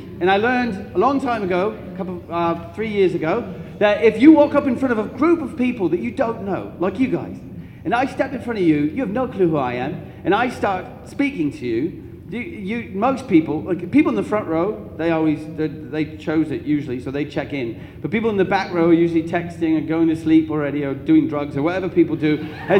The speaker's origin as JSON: {"language": "English", "town": "Duluth", "region": "Minnesota", "country": "United States", "said": "I come from a long way away, across the water. It's called Minnesota. Have you heard of Minnesota? I'm from Duluth, Minnesota."}